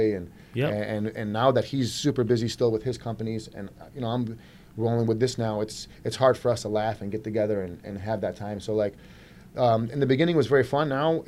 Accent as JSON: {"language": "English", "town": "Clinton Township", "region": "Michigan", "country": "United States", "tie": "born or raised there", "also_born_or_lived": "New York", "said": "I'm born and raised in Michigan here. I'm Clinton Township guy, East Side guy"}